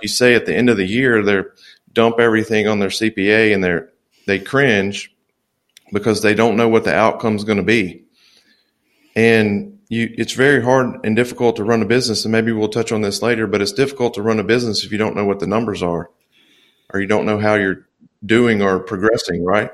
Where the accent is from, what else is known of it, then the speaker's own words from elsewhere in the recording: Louisiana, United States; moved away as an adult; also born or lived in Dallas, Texas; now in Mobile, Alabama, United States; I'm originally from Louisiana. I haven't really traveled out of the South too much